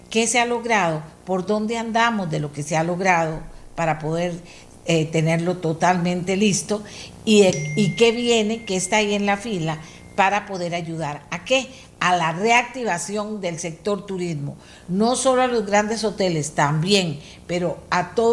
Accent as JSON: {"language": "Spanish", "country": "Argentina", "tie": "born there", "said": "Mi papá me la enseñó a mí desde que yo era chiquitita y nací allá en Argentina"}